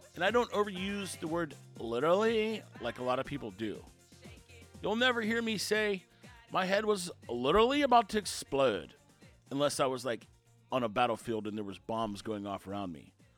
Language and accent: English; Houston, Texas, United States; growing up outside Houston